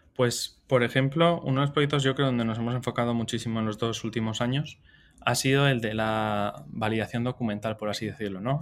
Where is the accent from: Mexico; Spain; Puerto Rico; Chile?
Spain; San Sebastián, Basque Country; yo soy donostiarra, o sea, soy del País Vasco, me crié, me eduqué ahí